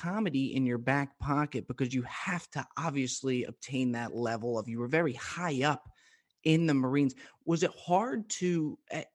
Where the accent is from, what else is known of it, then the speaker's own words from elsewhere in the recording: New Jersey, United States; growing up in New Jersey